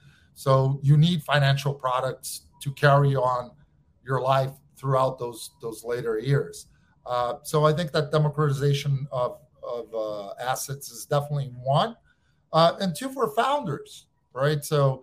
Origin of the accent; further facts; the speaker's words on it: Rio de Janeiro, Brazil; I'm from Rio.